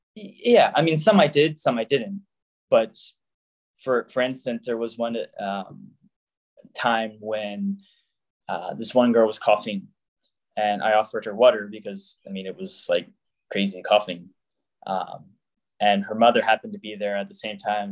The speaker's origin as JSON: {"language": "English", "town": "Jacksonville", "region": "Florida", "country": "United States", "tie": "born or raised there", "moved": "as an adult", "said": "originally, I am from Jacksonville, Florida. I grew up the youngest of four siblings."}